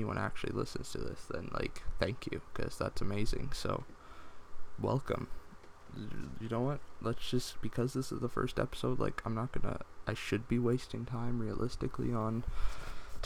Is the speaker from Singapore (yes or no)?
no; United States; I'm American